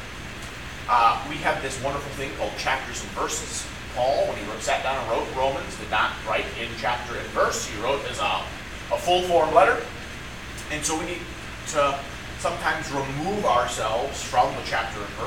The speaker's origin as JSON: {"language": "English", "country": "United States", "said": "as American Christians"}